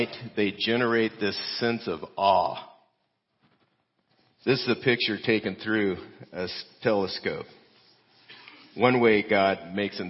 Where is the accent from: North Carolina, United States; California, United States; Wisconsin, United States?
California, United States; moved away; I'm Californian